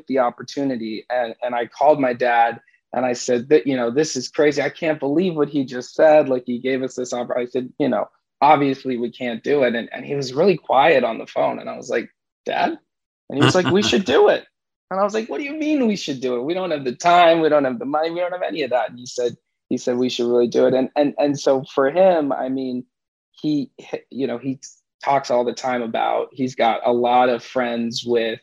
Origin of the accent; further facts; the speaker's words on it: Rhode Island, United States; we're originally from Rhode Island